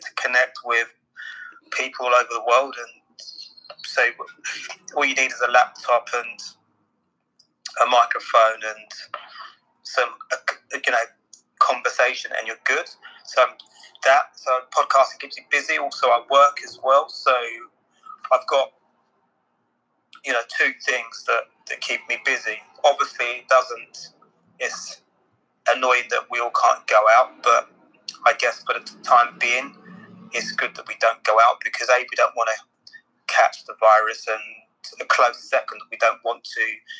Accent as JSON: {"language": "English", "town": "Stoke", "region": "South East England", "country": "United Kingdom", "tie": "born or raised there", "also_born_or_lived": "Tooting, London", "said": "I'm born in London, but I'm raised and based in Stoke, Hampshire"}